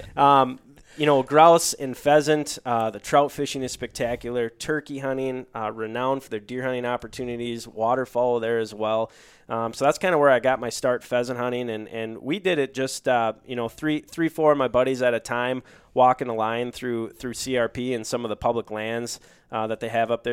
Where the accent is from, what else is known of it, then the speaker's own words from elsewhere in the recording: Duluth, Minnesota, United States; moved away as an adult; also born or lived in Decorah, Iowa; born and raised in Duluth, Minnesota, on the shores of Lake Superior.